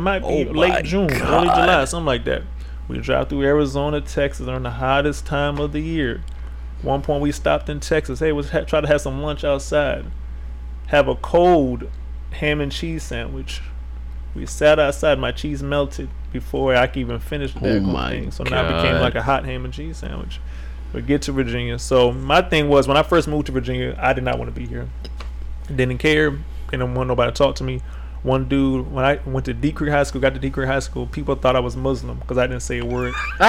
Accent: Italy; born there; also born or lived in Japan; Yeah, I was born in Italy.

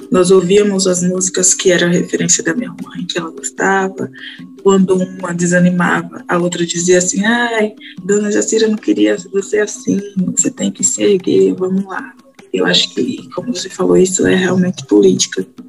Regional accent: Crisópolis, Bahia, Brazil; eu sou do interior da cidade de Crisópolis, da Bahia. Então, eu moro na zona rural

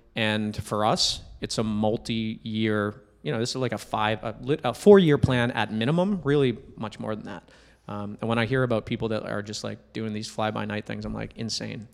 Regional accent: New Hampshire, United States; now in Boston, United States; I'm a guy from New Hampshire. I live in Boston.

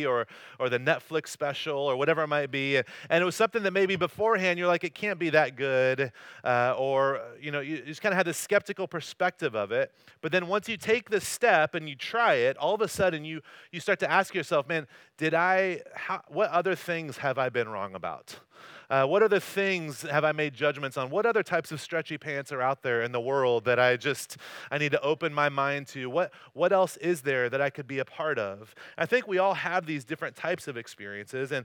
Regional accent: North Carolina, United States; moved away as an adult; also born or lived in Corona, California; now in Costa Mesa, United States; I grew up in North Carolina, and I lived in Corona for a little while after

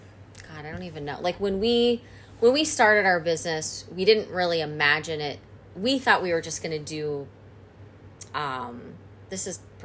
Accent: Scranton, Pennsylvania, United States; moved away as an adult; also born or lived in Philadelphia; We moved back to my hometown. Okay. So Wilkes-Barre-Scranton area.

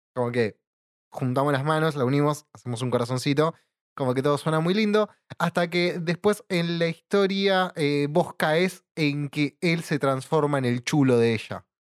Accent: Buenos Aires Province, Argentina; Somos bonaerenses, no somos porteños.

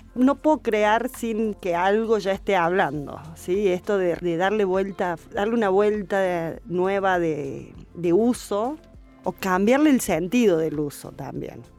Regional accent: Río Segundo, Córdoba, Argentina; de mi pueblo, desde Río Segundo

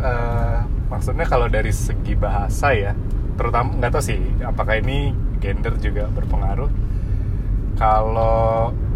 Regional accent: Bandung, West Java, Indonesia; now in Jakarta, Indonesia; aku dari Bandung

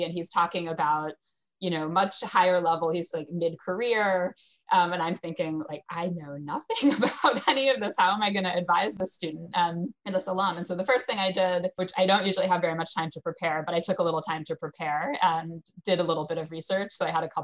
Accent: United States; being an American

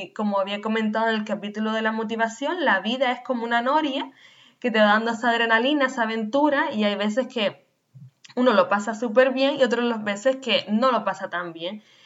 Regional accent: Canary Islands, Spain; nacida en Canarias

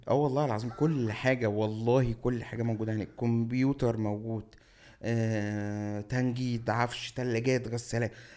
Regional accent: Cairo, Cairo Governorate, Egypt; also born or lived in Shubra, Cairo; انا مطراوي

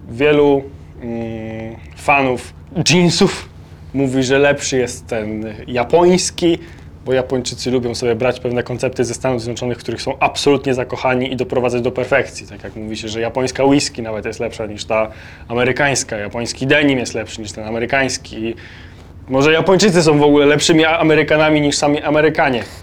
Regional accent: Poland; jesteśmy z Polski

